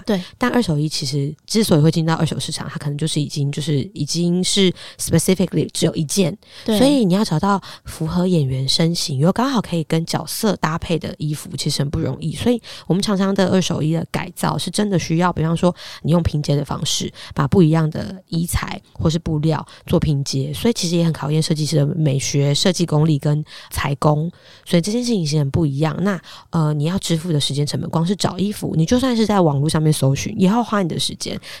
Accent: Hsinchu, Taiwan; accent: Hailu Hakka; first language Hakka; moved away as an adult; also born or lived in Taipei; 我就从小是新竹长大的客家人

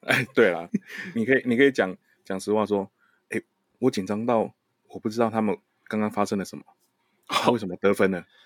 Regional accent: Taiwan; 我们台湾人

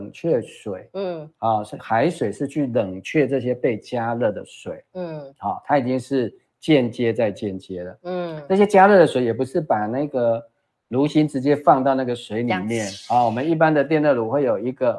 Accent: Taiwan; 我们台湾人民也知道啊，

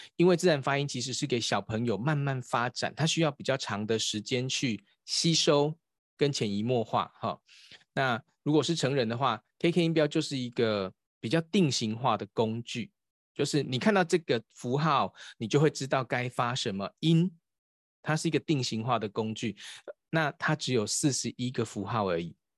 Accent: Taiwan; 我们台湾有一个博士叫萧文干博士。

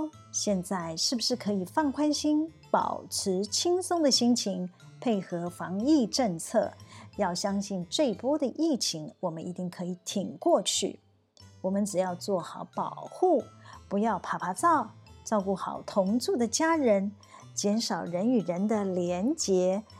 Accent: Taiwan; 有这么多的人要帮我们台湾人，逼着我们的政府要诚实面对我们的老百姓。

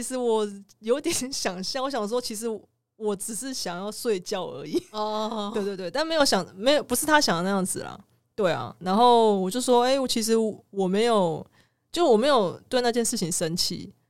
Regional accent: southern Taiwan, Taiwan; 但我也是南部人呢

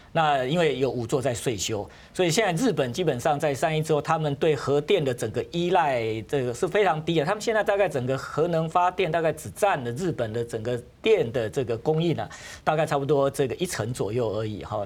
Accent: Taiwan; 我们台湾人怕

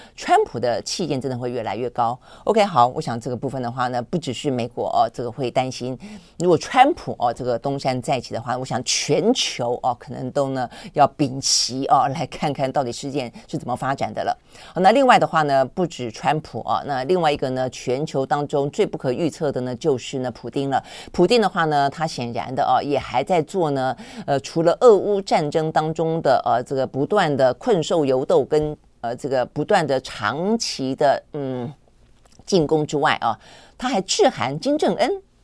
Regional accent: Taiwan; 我们台湾人

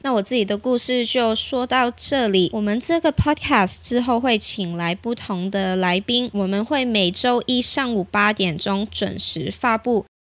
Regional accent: Hong Kong; moved away as an adult; now in Taiwan; 我是香港来，我是香港人，我来台湾念书已经两年了，之前在香港当过一阵子记者

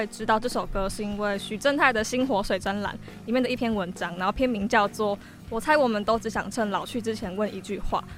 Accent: Kaohsiung, Taiwan; 身为高雄人的我，对当时十六岁的我来说，这首歌就是我的台北之歌，分享给大家。

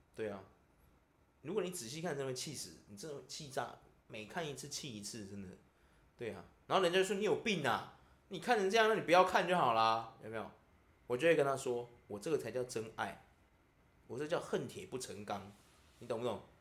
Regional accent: Taiwan; 我们台湾人

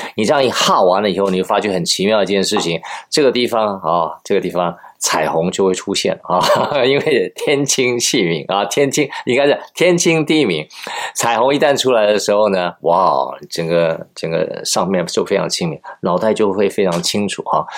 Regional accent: Taiwan; 我是台湾人嘛

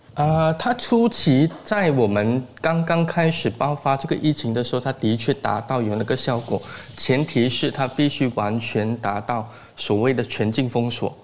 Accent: Malaysia; 我们马来西亚人

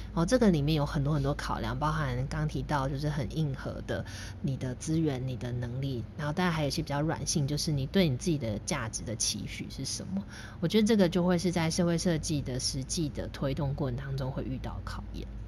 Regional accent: Taoyuan, Taiwan; also born or lived in Guangzhou, China; 我跟桃园的渊源，其实主要还是我大学的时候在桃园念书，哦嗯。，但是其实我后来慢慢有再去回顾我自己的人生，我发现我小时候其实也是在桃园长大的

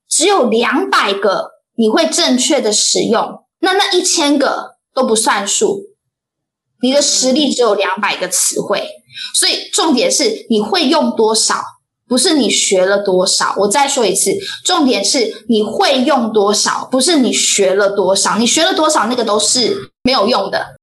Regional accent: Taiwan; also born or lived in Hsinchu; 我们台湾人

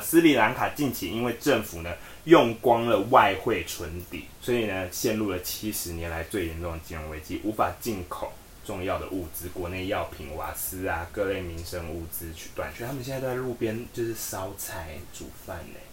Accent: Taiwan; 我们台湾人

